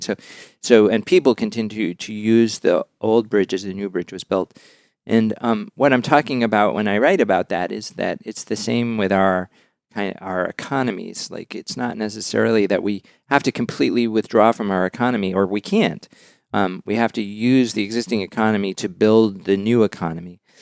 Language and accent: English; Westport, Massachusetts, United States; I come from the town of Westport, Massachusetts